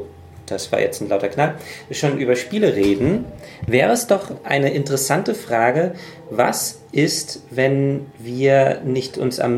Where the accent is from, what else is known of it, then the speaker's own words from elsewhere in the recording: United States; Und ich bin Amerikaner.